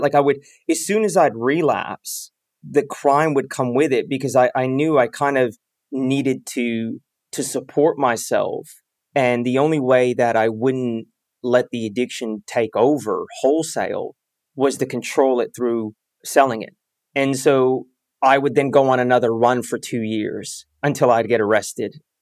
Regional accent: Bay Area, California, United States; I grew up in the Bay Area

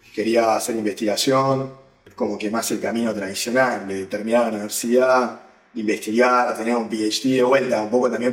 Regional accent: Uruguay; moved away as an adult; now in San Francisco, United States; Nací y viví toda mi vida hasta los 18 años en Uruguay

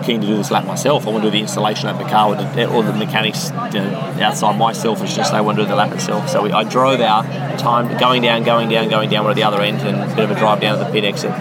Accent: Australia; I spent a lot of time in the country growing up in Australia

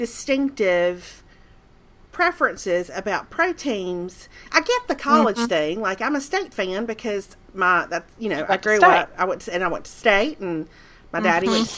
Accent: Mississippi, United States; moved away; also born or lived in Birmingham, Alabama; when I was growing up in Mississippi

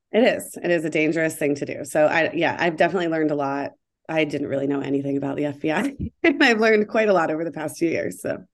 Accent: Columbus, Ohio, United States; moved away as an adult; also born or lived in Atlanta, Georgia / New York / Seattle; I grew up in Columbus, Ohio, with a great family

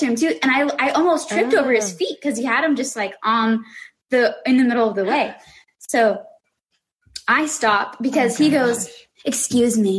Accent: Tucson, Arizona, United States; I am from Tucson, Arizona

